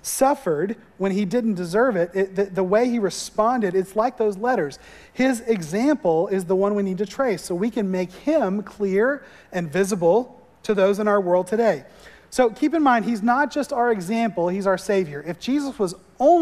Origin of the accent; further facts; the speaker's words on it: Florida, United States; moved away; growing up in Florida, we didn't see real snow ever